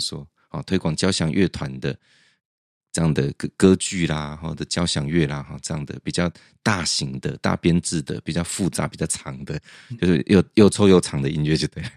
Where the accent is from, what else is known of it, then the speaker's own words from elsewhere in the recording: central Taiwan, Taiwan; moved away; also born or lived in Taipei; 我在中部成，读书成长